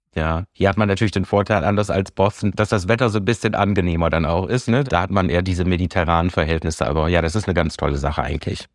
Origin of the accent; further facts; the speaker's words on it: Münsterland, North Rhine-Westphalia, Germany; moved away as an adult; now in San Francisco, United States; Ich komme aus dem Münsterland, das ist richtig. Ja, ich komme wirklich aus einer ganz ländlichen, aber schönen Gegend. Äh, ja, bin, bin ganz äh, in, im, im Kleinstadt, in einer Kleinstadt groß geworden, aufgewachsen da zur Schule gegangen